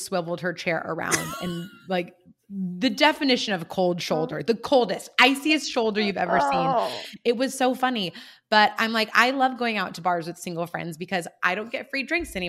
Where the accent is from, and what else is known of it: San Luis Obispo, California, United States; born or raised there